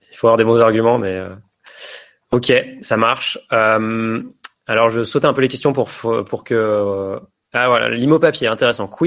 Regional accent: Chambéry, Auvergne-Rhône-Alpes, France; J'ai investi à Chambéry, qui est ma ville natale.

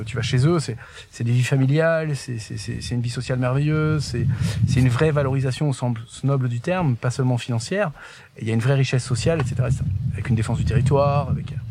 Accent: Paris, Île-de-France, France; also born or lived in Haute-Loire; now in Espaly-Saint-Marcel, France; je suis né euh, à Paris. J'ai appris à grandir, j'ai appris à marcher euh, dans le jardin des Tuileries. Mes parents habitaient dans le deuxième

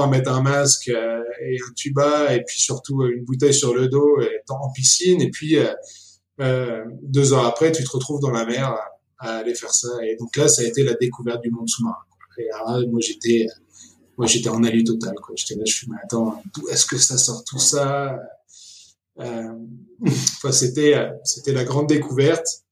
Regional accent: Argentina; also born or lived in Paris, France / France; now in Nairobi, Kenya; je suis né à Paris, mais un mois après, on est retourné en Argentine, mes parents. Donc mon père est argentin, ma mère est française. Et donc j'ai grandi en Argentine euh, jusqu'à ce que mes parents décident de rentrer ensuite en France.

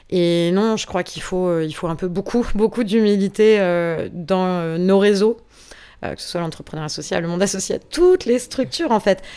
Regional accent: France; on est français

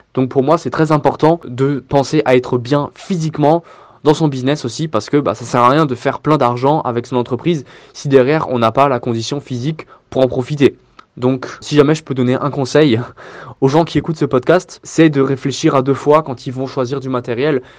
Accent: Strasbourg, Grand Est, France; j'ai 25 ans et je viens de Strasbourg

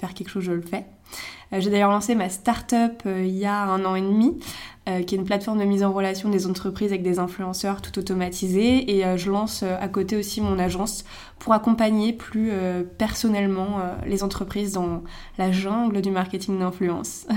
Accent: Megève, Auvergne-Rhône-Alpes, France; moved away as an adult; now in Paris, France

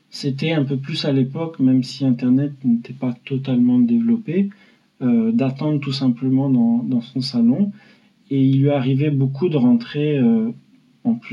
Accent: Paris, Île-de-France, France; À Porte des Lilas

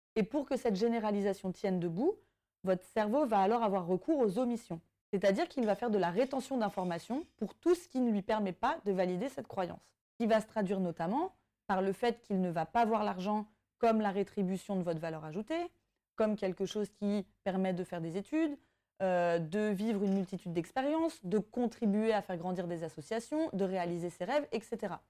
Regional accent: Brittany, France; ayant grandi en France et particulièrement en Bretagne

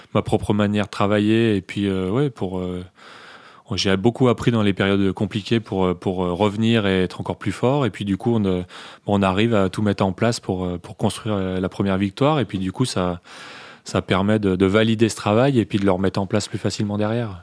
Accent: Morillon, Auvergne-Rhône-Alpes, France; also born or lived in Bonneville; quelques minutes de Morillon, mon village natal

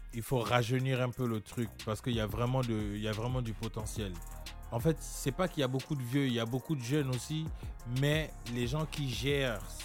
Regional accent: Amiens, Hauts-de-France, France; also born or lived in Gabon / Brest; j'ai grandi à Amiens, euh, en Picardie

